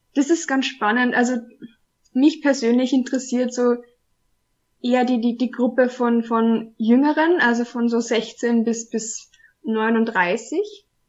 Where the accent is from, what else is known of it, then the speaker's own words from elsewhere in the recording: Austria; ich komme aus Österreich, wohne in Wien